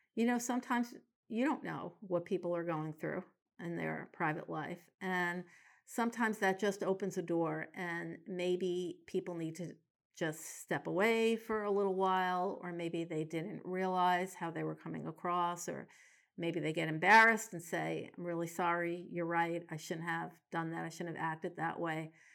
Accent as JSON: {"language": "English", "town": "New York City", "region": "New York", "country": "United States", "tie": "born or raised there", "moved": "yes", "lives_now": "Portland, United States", "said": "I grew up in New York City"}